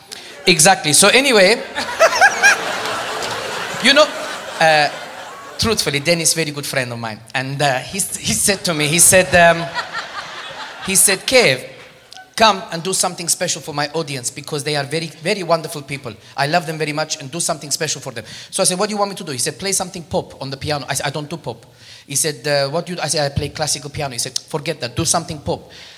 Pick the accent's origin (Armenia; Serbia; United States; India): Armenia; born there; English is a second language; I was not born there. You can tell by my accent. I was born in Armenia